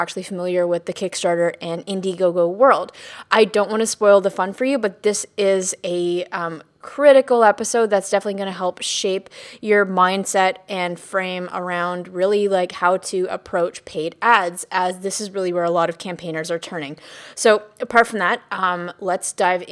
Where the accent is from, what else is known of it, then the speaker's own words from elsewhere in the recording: Canada; being Canadian